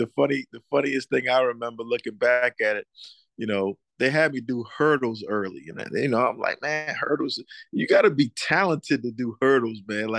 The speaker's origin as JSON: {"language": "English", "town": "Moncks Corner", "region": "South Carolina", "country": "United States", "tie": "born or raised there", "said": "I grew up in a town, Monk's Corner, South Carolina, outside of Charleston"}